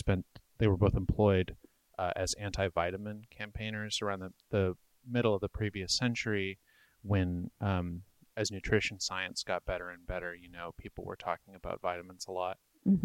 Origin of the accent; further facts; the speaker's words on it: Brooklyn, New York, United States; So I was born and raised in Brooklyn, and the house is my parents' house.